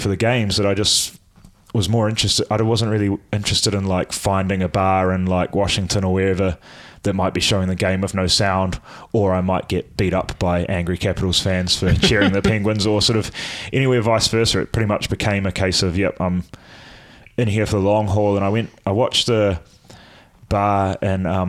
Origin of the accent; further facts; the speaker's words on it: New Zealand; as a Kiwi